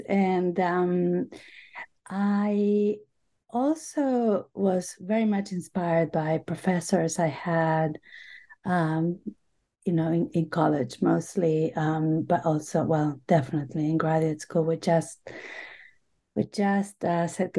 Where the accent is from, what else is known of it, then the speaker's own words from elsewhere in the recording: Buenos Aires, Argentina; English is a second language; now in United States; I grew up in Buenos Aires, Argentina. I have been in the U.S. for most of my life now. I came to study English for a few months, and I kept renewing my stay.